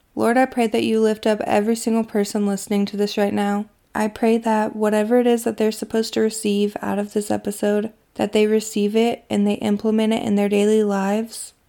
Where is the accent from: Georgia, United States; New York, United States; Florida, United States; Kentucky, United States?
Kentucky, United States; my hometown in Kentucky